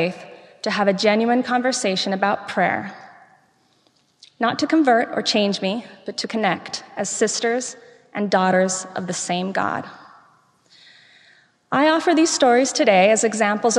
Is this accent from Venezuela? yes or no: yes; Venezuela; moved away; growing up in Venezuela